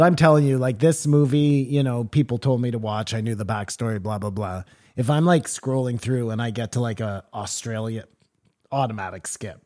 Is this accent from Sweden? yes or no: no; Canada; I'm Canadian